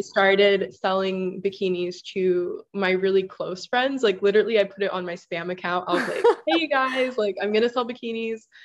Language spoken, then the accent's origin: English; Kahuku, Hawaii, United States; moved away as an adult; also born or lived in Rhode Island; I'm from Kahuku, Hawaii. That's on the North Shore of Oahu